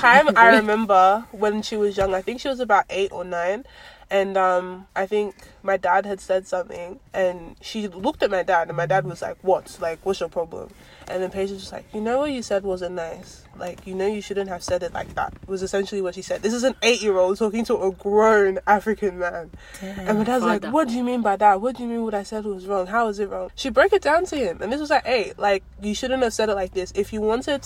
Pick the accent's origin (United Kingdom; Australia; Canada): Australia; in Australia, we say we're pretty much first generation Nigerians growing up in Australia